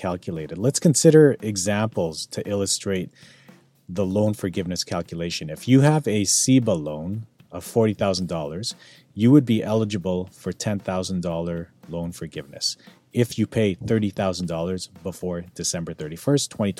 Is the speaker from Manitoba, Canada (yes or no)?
no; Calgary, Alberta, Canada; now in North Vancouver, Canada; born and raised in Calgary, currently living in North Vancouver